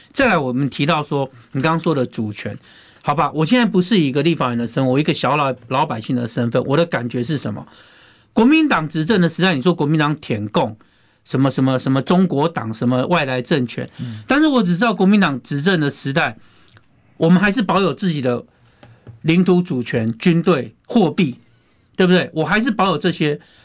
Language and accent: Chinese; Taiwan; 我是一个土生土长的台湾人